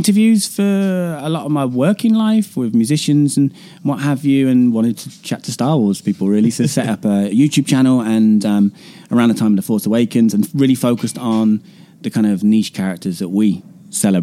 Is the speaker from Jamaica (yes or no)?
no; England, United Kingdom; I'm not Scottish, to be specific, I'm English